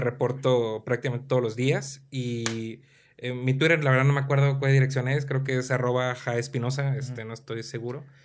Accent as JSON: {"language": "Spanish", "country": "Mexico", "said": "porque soy mexicano"}